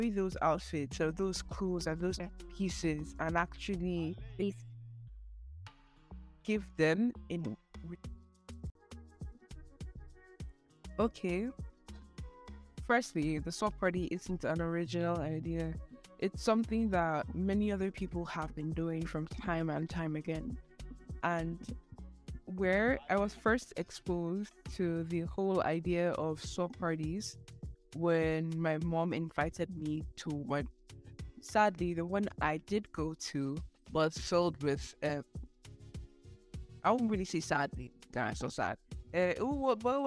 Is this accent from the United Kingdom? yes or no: no; Nigeria; I'm Nigerian